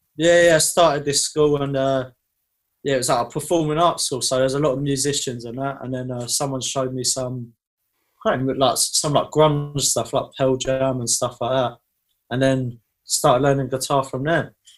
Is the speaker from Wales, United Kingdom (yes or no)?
no; Basildon, East of England, United Kingdom; also born or lived in Thurrock; I, was born and lived in uh, Basildon